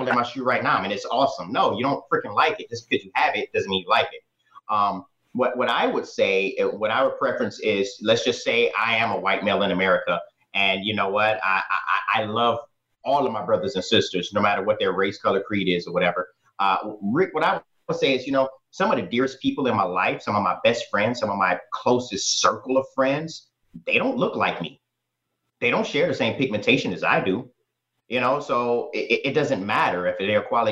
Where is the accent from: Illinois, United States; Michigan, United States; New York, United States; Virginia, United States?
Michigan, United States; Detroit; moved away as an adult; also born or lived in Arizona; I'm just a simple guy born and raised in Detroit, Michigan.